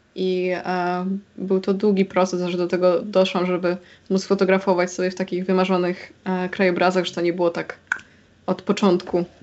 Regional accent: Silesian Voivodeship, Poland; ja jestem ze Śląska, z Górnego Śląska

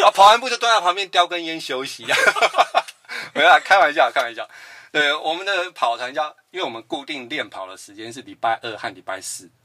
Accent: New Taipei, Taiwan; 我是来自于新北市新庄区

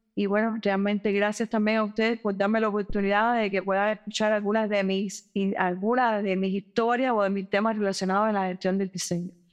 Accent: Cuba; nuestro país en términos de control de la pandemia

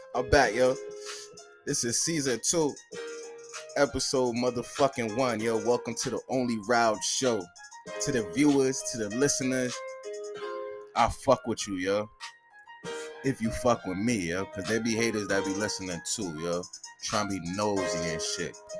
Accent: New York City, New York, United States; moved away; I'm from Soundview

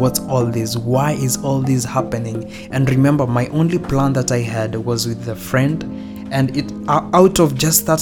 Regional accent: Kenya; I'm Kenyan, you and dad are Kenyan, we have never lived abroad

